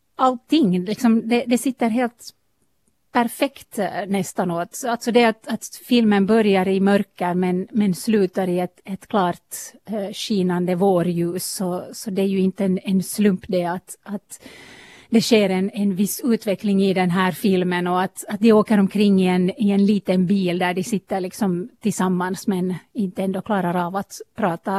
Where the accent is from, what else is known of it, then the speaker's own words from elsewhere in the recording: eastern Uusimaa, Finland; jag själv är hemma från östra Nyland